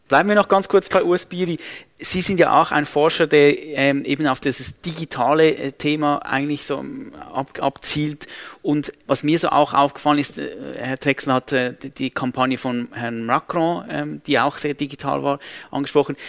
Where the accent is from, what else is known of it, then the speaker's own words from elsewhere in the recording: Switzerland; bei uns in der Schweiz